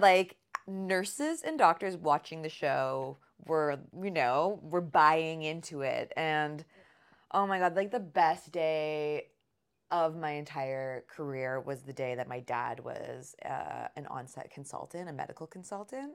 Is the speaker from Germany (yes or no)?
no; Sarnia, Ontario, Canada; I grew up in Sarnia, Ontario. We moved around a lot before I turned, I think, eight.